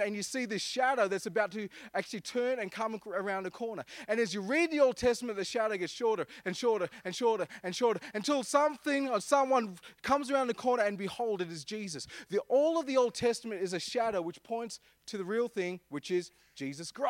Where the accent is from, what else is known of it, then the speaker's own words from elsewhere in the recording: Armidale, New South Wales, Australia; I'm from Armidale